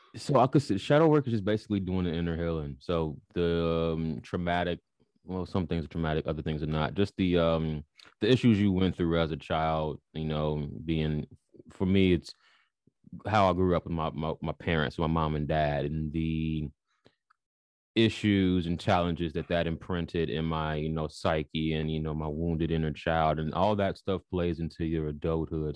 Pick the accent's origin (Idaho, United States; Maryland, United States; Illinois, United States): Illinois, United States; Chicago; moved away as an adult; now in United Kingdom; born and raised in Chicago